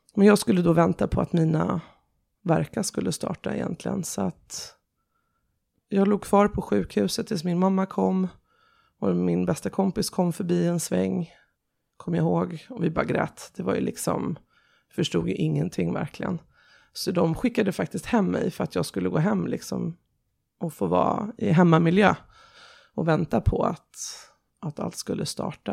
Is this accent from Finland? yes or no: no; Sweden; also born or lived in Tehran, Iran; jag ville nog vara hemma i Sverige